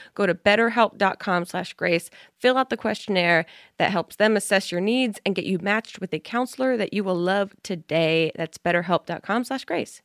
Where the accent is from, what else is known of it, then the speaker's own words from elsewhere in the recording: New Jersey, United States; I'm from New Jersey